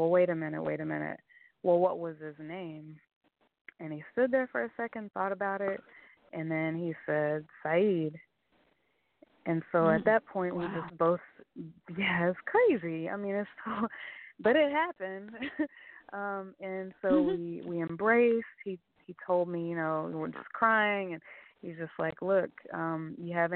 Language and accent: English; Oklahoma, United States; moved away; also born or lived in Oakland; I said, Oklahoma